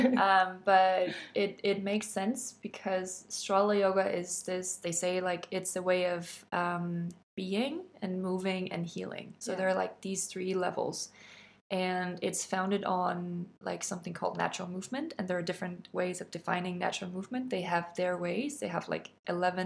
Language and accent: English; Denmark